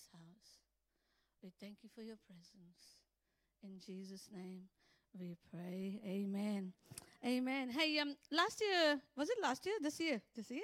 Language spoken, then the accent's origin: English; Vasco da Gama, Goa, India; moved away; I was born in India, as you know. I was born in Vasco da Gama, Goa